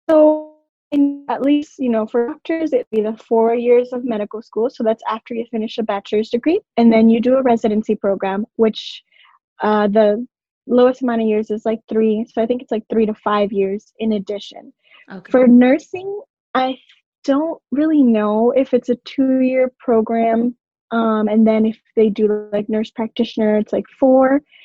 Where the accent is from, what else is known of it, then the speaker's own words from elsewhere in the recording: Orlando, Florida, United States; moved away as an adult; also born or lived in Puerto Rico; I moved from Puerto Rico when I was four, went to Orlando